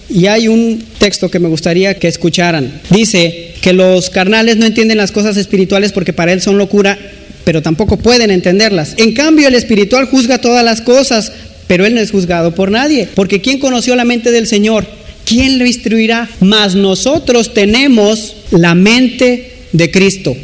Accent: Mexico; como mexicanos

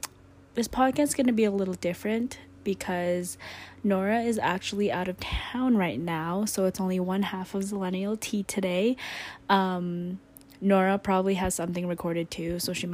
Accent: Philippines; moved away; also born or lived in Canada; But I grew up in the Philippines, so I've been to the Philippines, and then obviously in Canada and the States.

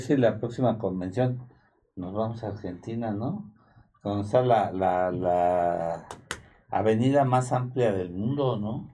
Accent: Mexico; como los mexicanos estamos como los argentinos

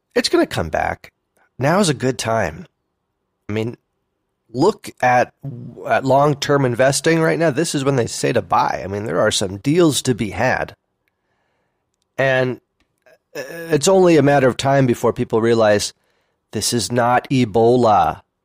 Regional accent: Oakland, California, United States; also born or lived in Berkeley / San Francisco; I grew up in Oakland, by the way, you know, um, Oakland and Berkeley

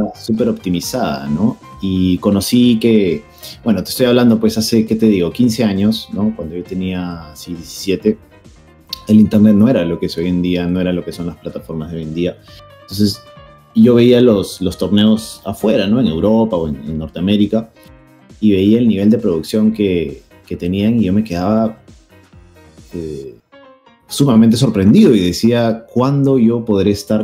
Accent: Peru; aquí en mi país, en el Perú

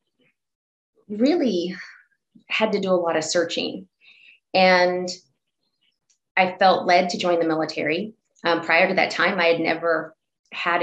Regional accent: Texas, United States; now in Oregon, United States; I grew up in Texas.

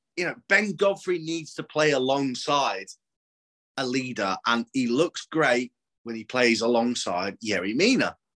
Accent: southern England, United Kingdom; accent: southern; I was born down south, as you can tell from my beautiful accent

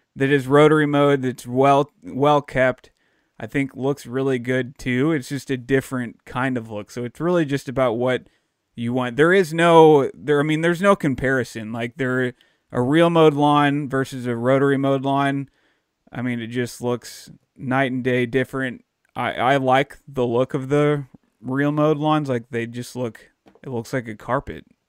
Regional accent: Dallas, Texas, United States; moved away; I grew up down in Dallas

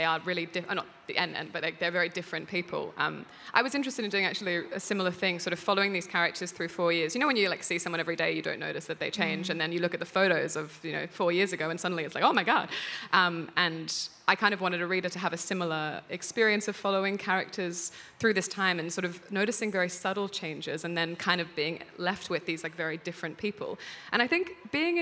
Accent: Australia; moved away as an adult; being an Australian abroad

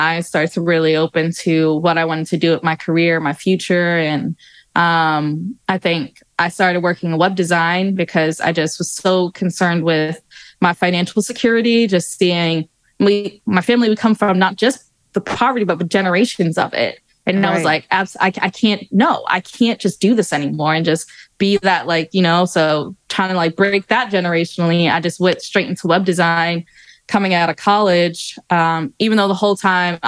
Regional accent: New York City, New York, United States; born or raised there

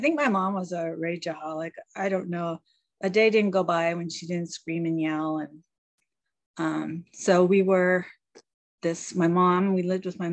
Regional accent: Bay Area, California, United States; moved away as an adult; now in Washington State, United States; I'm originally from California mostly. I was in the Bay Area. I lived there from the age of 5 till about 26.

